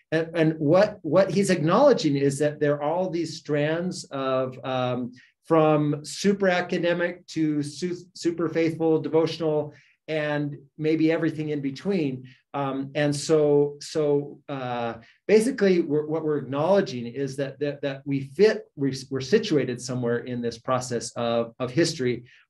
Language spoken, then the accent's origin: English; Idaho, United States; because I grew up in Idaho and we spent a lot of time just reading it.